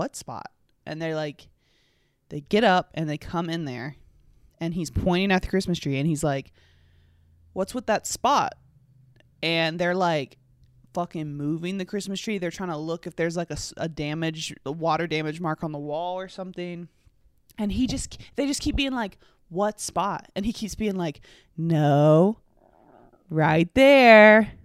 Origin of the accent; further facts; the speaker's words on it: North Carolina, United States; I'm from North Carolina, and I was raised in a Chapel Hill, Tar Heel household.